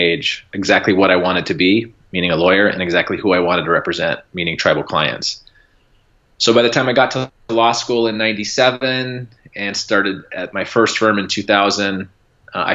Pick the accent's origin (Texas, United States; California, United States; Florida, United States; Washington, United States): Washington, United States; Port Angeles; also born or lived in Seattle, Washington / Arizona; I was born and raised in Port Angeles, Washington, which is on the North Olympic Peninsula of Washington State here in the Great Pacific Northwest.